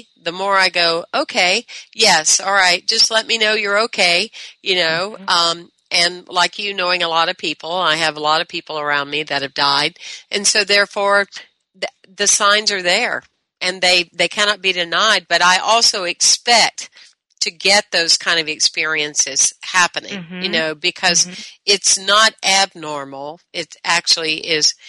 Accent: the South, Southern United States, United States; I was brought up in the Southern way

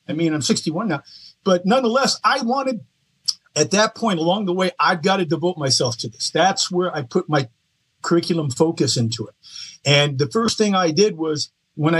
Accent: East Coast, United States; I was from the East Coast

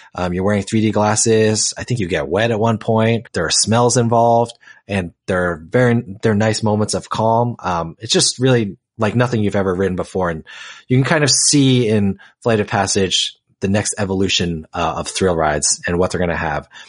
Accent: New Jersey, United States; I grew up in New Jersey

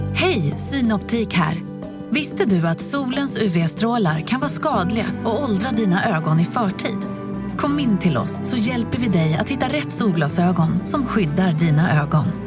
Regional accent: Surrey, South East England, United Kingdom; now in Sweden; jag kommer från Surrey, sydvästra London

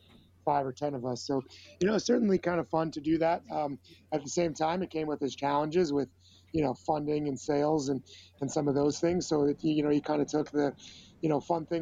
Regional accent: Chicago, Illinois, United States; also born or lived in Virginia / Los Angeles, California; I'm from Chicago

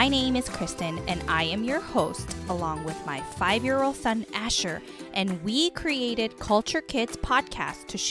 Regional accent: South Korea; moved away; growing up in South Korea

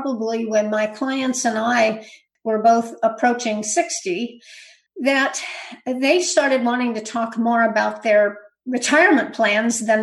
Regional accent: Berkeley, California, United States; also born or lived in Santa Rosa, California; I grew up in California in the Bay Area. Actually, I grew up in Berkeley

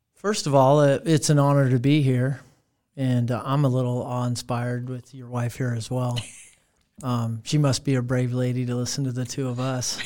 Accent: Fremont, Nebraska, United States; I come from Fremont, Nebraska. That's where I was raised.

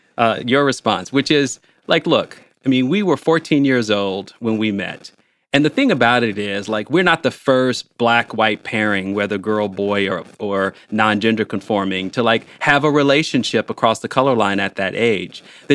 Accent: Chicago, Illinois, United States; now in Bloomington, United States; I grew up in Chicago. But we moved to Bloomington, Indiana, which is about 4% black.

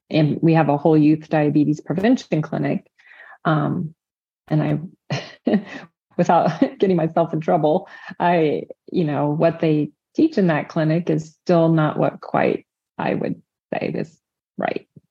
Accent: Indiana, United States; I'm from the Hoosier State, Indiana

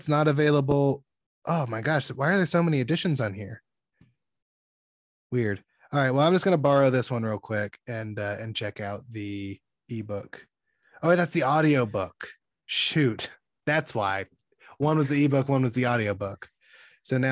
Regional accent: Alabama, United States; moved away as an adult; now in California, United States; from Alabama in the South, where I'm from, we would say stuff like bless his heart

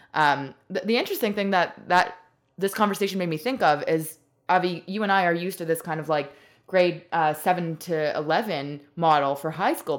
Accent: Montreal, Quebec, Canada; moved away as an adult; now in Toronto, Canada; I grew up in Montreal and went through the whole system.

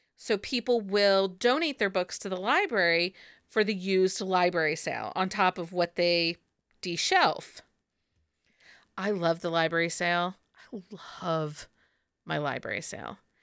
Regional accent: Findlay, Ohio, United States; when I grew up here in Findlay, there used to be a used bookstore

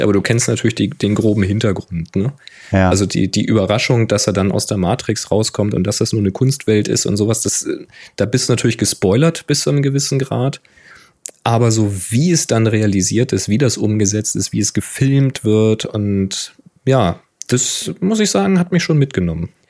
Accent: Hamburg, Germany; moved away; also born or lived in Hanover area; bin gebürtiger Hamburger

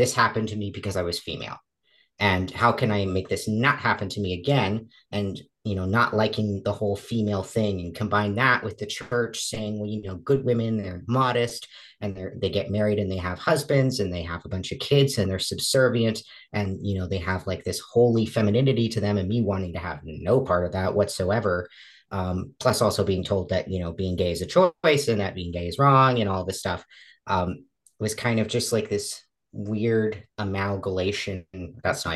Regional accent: Pennsylvania, United States; also born or lived in Massachusetts; I was raised in Massachusetts with mom and dad until I was about seven. I was removed from the home with mom because we found that there was some abuse going on. And around 8 years old, we moved from Massachusetts to Pennsylvania

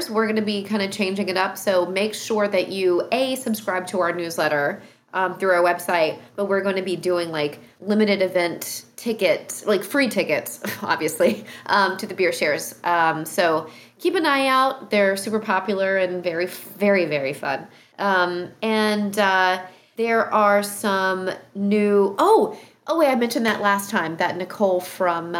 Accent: North Carolina, United States; moved away; my home state, North Carolina

